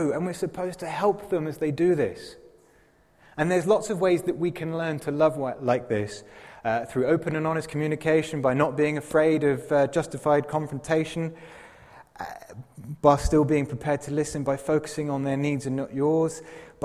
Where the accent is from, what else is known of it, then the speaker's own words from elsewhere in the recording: England, United Kingdom; now in Zurich, Switzerland; I'm English and I can't speak English properly